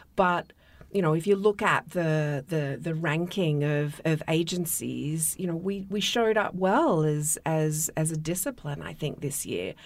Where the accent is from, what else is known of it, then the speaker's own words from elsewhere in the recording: Australia; moved away; my home country